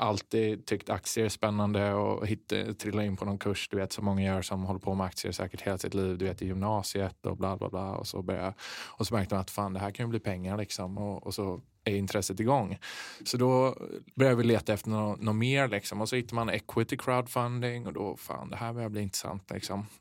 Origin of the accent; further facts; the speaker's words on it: Kungsbacka, Halland County, Sweden; från västkusten, Kungsbacka